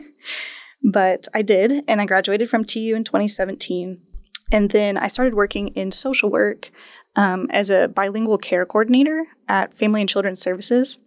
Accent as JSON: {"language": "English", "town": "Tulsa", "region": "Oklahoma", "country": "United States", "tie": "born or raised there", "said": "I'm a Tulsa native. I was born and raised in Tulsa"}